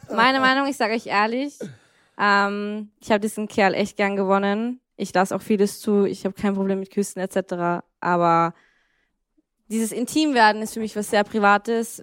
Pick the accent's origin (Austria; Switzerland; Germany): Austria; ich bin zwar in Österreich aufgewachsen